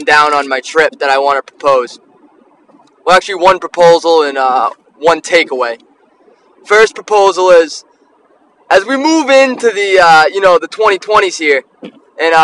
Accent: Taunton, Massachusetts, United States; I'm from Taunton. I'm a townie

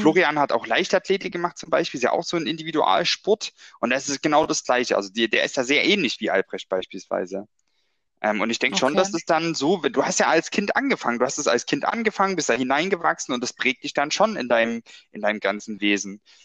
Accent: Brand-Erbisdorf, Saxony, Germany; der Ort, woher ich komme, ähm, oder mein Heimatort, Branderbesdorf genannt

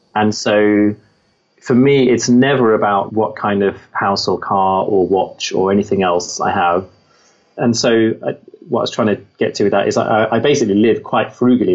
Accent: Midlands, United Kingdom; I grew up in the Midlands

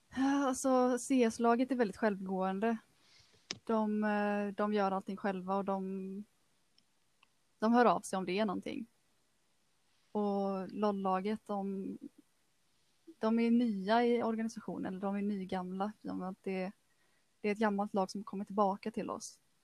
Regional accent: Kungsbacka, Halland County, Sweden; also born or lived in Frölunda, Gothenburg; Jag är född och uppvuxen i, i Frölunda, men eh, vi flyttade till Kungsbacka till, eh, i, när jag var ungefär sex år gammal. Så att eh, det var här jag började gå i skolan. Gick hela grundskolan i Kungsbacka

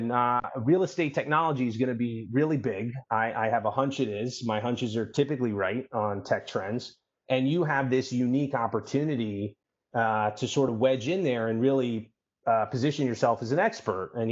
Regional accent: New York City, New York, United States; I'm born and raised in New York City.

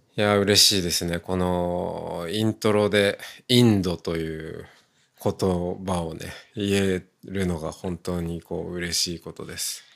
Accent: Hokkaido, Japan; moved away; もともと出身が私も田舎、まあ、北海道ですけど

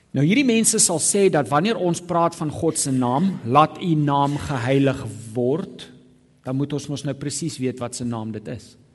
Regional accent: South Africa; moderne Afrikaner protestante

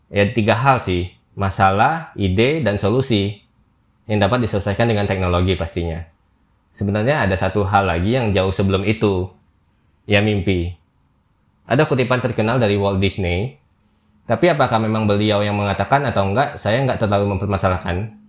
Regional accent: Jambi, Indonesia; now in Jakarta, Indonesia; Saya pun perantauan juga dari Jambi, kalau nggak berlabuh di Jakarta, pasti knowledge tentang dunia startup sewaktu di daerah itu ya biasa aja sih

